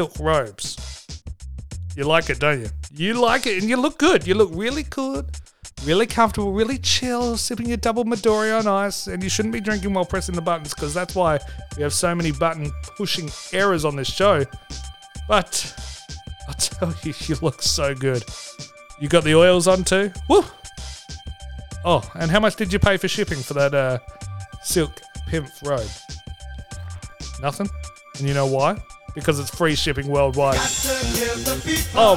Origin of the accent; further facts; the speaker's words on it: Australia; I'm Australian